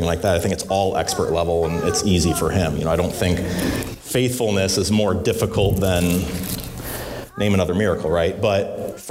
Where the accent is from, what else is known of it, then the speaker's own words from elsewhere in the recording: Illinois, United States; I grew up in Illinois